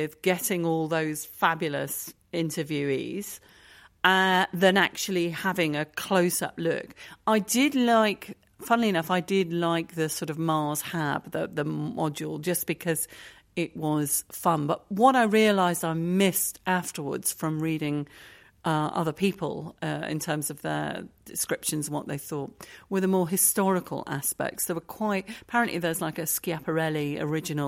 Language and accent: English; United Kingdom; being British